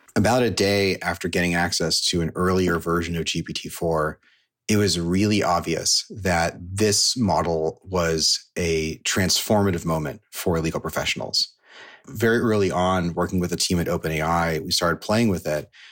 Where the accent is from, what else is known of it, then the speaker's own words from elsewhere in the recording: Silicon Valley, California, United States; I grew up in Silicon Valley